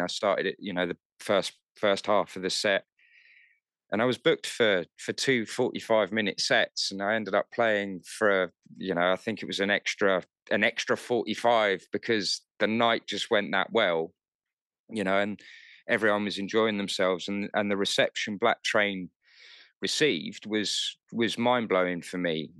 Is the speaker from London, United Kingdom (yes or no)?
yes; London, United Kingdom; moved away as an adult; now in Kent, United Kingdom; I grew up in North London, um, so technically, I'm a city boy